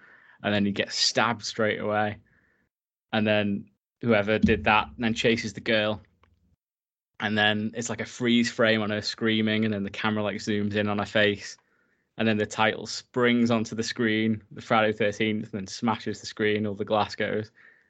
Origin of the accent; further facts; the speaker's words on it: North West England, United Kingdom; because I grew up like in the Lake District, like in a sort of similar setting, like hanging out by the lake, messing about